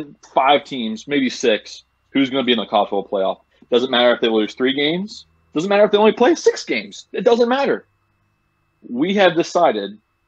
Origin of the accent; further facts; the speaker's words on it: Cincinnati, Ohio, United States; Super proud to be from Cincinnati